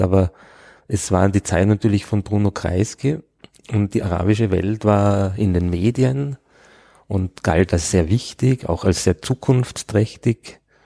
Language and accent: German; Innsbruck, Tyrol, Austria; also born or lived in Vorarlberg / Bregenz; now in Vienna, Austria; bin ich also eigentlich als ja nicht richtiger Tiroler in Innsbruck aufgewachsen